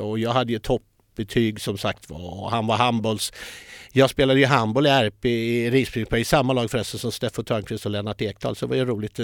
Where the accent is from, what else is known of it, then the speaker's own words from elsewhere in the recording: Linköping, Östergötland, Sweden; jag är ju uppfödd i Linköping